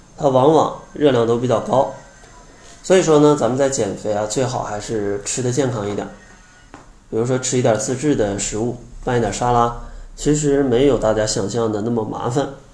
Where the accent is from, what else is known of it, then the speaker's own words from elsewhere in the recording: Harbin, Heilongjiang, China; 我是东北人啊，哈尔滨的，小时候吃的口味真的是非常重啊